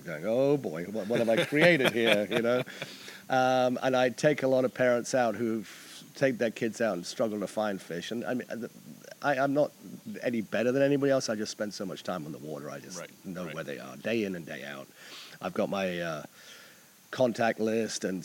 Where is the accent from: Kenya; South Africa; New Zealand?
New Zealand; moved away as an adult; now in Annapolis, United States; I'm originally from New Zealand and traveled all over the world before I wound up in Annapolis